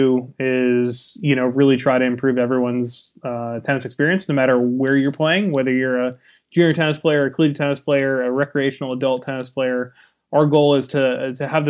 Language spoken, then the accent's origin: English; California, United States; I was from California